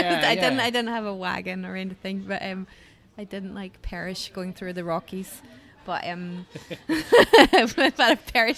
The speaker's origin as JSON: {"language": "English", "region": "Scotland", "country": "United Kingdom", "accent": "Scottish", "said": "It's like soft, maybe because when you live away, like, I don't have a strong Scottish accent."}